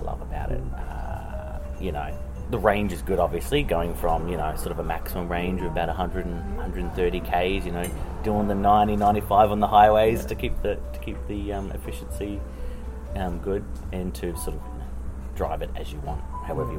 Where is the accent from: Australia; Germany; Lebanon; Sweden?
Australia; moved away as an adult; now in New Zealand; I'm actually Australian, and I've been in here for about 12 years in New Zealand